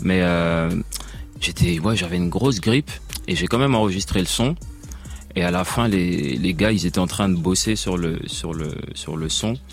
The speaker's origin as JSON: {"language": "French", "country": "Belgium", "said": "je viens de Belgique"}